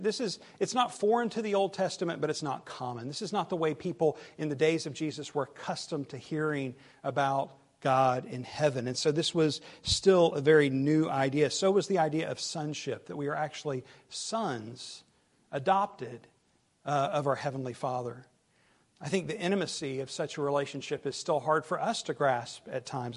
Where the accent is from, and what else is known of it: the South, United States; accent: southern